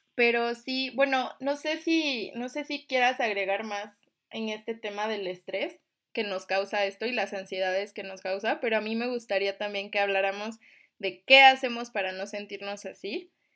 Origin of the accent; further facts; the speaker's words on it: Mexico; somos mexicanos